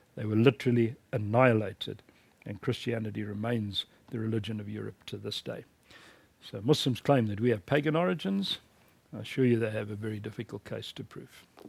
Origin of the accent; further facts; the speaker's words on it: South Africa; in my home country, South Africa